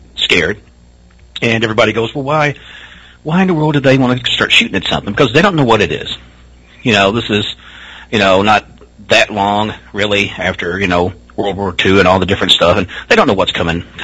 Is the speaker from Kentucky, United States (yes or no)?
yes; near Hopkinsville, Kentucky, United States; accent: Southern; growing up in this area, because like I said, Hopkinsville was maybe 30 minutes from me